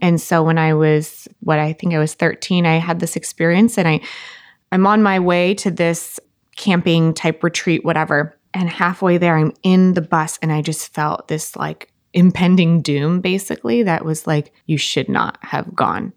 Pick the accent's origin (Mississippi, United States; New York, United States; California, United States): California, United States; Costa Mesa; I'm originally from Orange County, Costa Mesa, California.